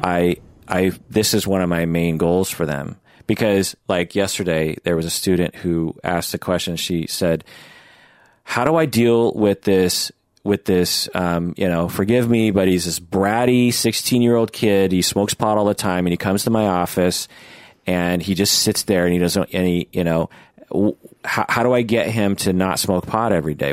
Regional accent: Pacific Northwest, United States; I'm from the Pacific Northwest.

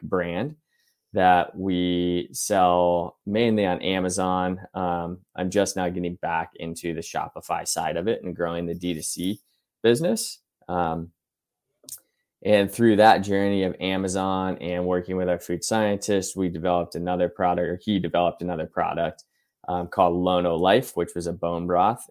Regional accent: Ohio, United States; I grew up in Ohio

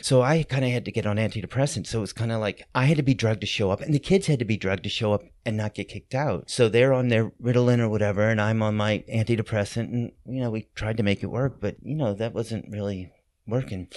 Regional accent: New Orleans, Louisiana, United States; moved away as an adult; also born or lived in New York City; I grew up here in New Orleans, but I moved back

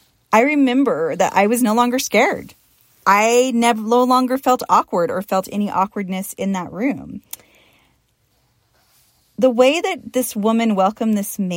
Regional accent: Portland, Oregon, United States; when I was a young woman growing up in Portland, Oregon

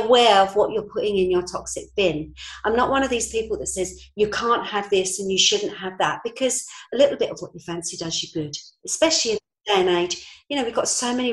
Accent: London, United Kingdom; moved away as an adult; now in Norfolk, United Kingdom; I'm a Londoner, born and bred. 6 years ago, I came up to Norfolk.

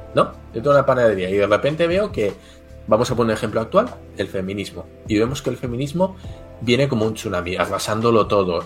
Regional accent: Basque Country, Spain; Yo soy del País Vasco, que está en el norte de España, en frontera con Francia

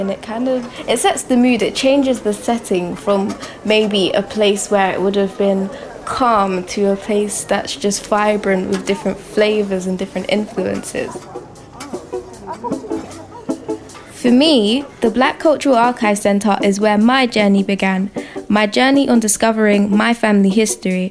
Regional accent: London, United Kingdom; Growing up in Brixton has had a large influence on me

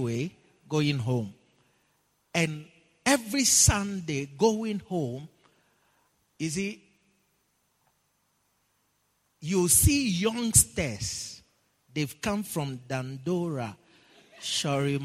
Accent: Ghana; moved away; where I come from

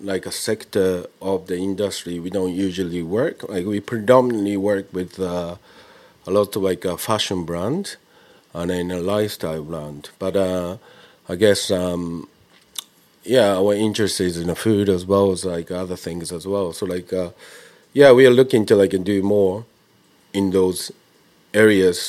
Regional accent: Japan; now in London, United Kingdom; I've been living abroad for quite a long time, but I was born and bred in Japan.

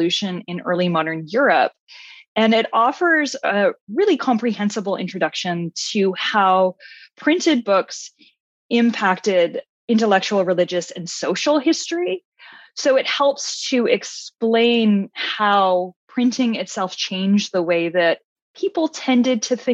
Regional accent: Canada; now in Ohio, United States; I am Canadian

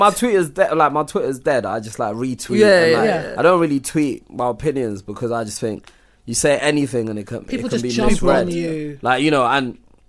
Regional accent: Nigeria; growing up in Nigeria, like the women always work.

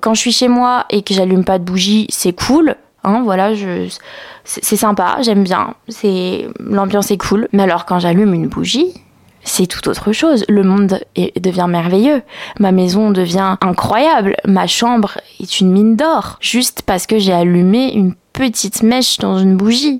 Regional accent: Picardy, Hauts-de-France, France; now in Lyon, France; là où j'ai grandi, enfin où on a grandi avec Nastasia, c'est euh, en Picardie.

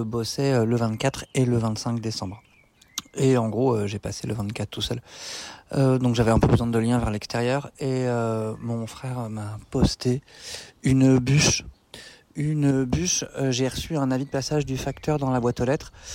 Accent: France; moved away as an adult; also born or lived in Brussels; Je vivais à Bruxelles euh, depuis pas très longtemps alors que je suis français.

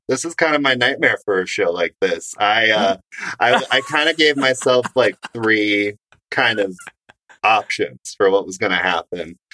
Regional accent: Grand Rapids, Michigan, United States; now in Chicago, United States; mustard plug is from my hometown

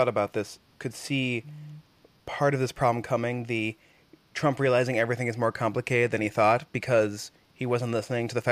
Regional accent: Oklahoma, United States; growing up in Oklahoma

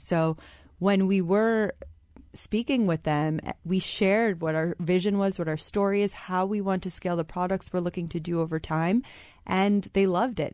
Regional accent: Michigan, United States; I was born and raised in Michigan, but my parents are immigrants from India

